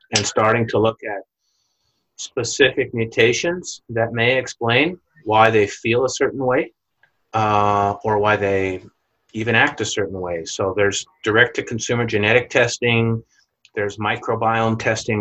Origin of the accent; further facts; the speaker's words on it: Winnipeg, Manitoba, Canada; moved away as an adult; I left my hometown in Winnipeg, Canada